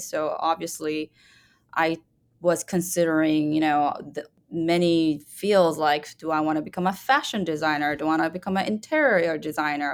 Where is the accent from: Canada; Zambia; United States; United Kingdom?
Canada; moved away as an adult; I'm Canadian